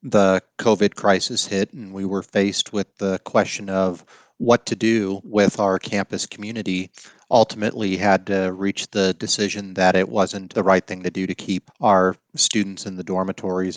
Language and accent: English; Colorado, United States; I grew up in Colorado